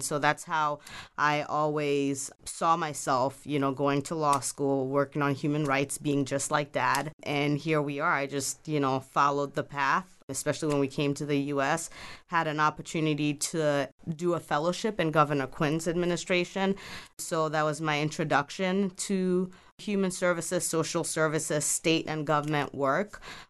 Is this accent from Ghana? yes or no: yes; Ghana; also born or lived in Belgium / Cuba / New York / Ethiopia; now in United States; I'm originally from Ghana, West Africa, and so I have lived in Belgium, Cuba, New York, Ethiopia as well for a little bit.